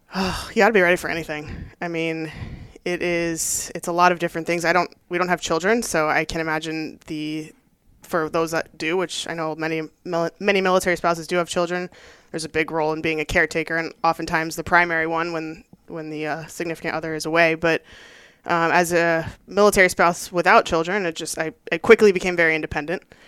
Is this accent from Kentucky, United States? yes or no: no; Los Angeles, California, United States; moved away as an adult; also born or lived in Maryland; I was born and raised in Southern California in the South Bay of Los Angeles